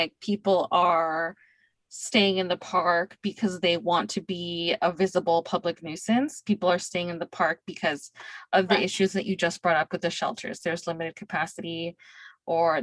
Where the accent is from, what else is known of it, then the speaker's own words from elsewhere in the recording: Bay Area, California, United States; now in Tucson, United States; I'm from the Bay Area. I mean, expensive housing is why I moved here